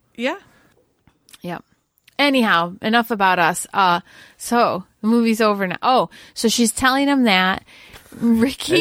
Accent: New York, United States; my home state of New York

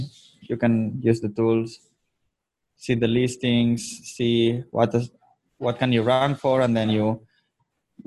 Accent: Andorra; moved away as an adult; now in Manila, Philippines; I was born in Andorra, which is a small country between Spain and France, and lived there until 18

